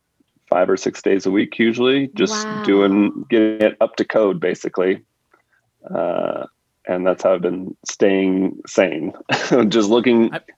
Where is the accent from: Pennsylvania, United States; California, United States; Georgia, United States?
California, United States; Southern; also born or lived in Santa Ana / Catalina Island; I grew up in Southern California. I lived in Santa Ana, and then I moved over to Catalina Island when I was in fifth grade.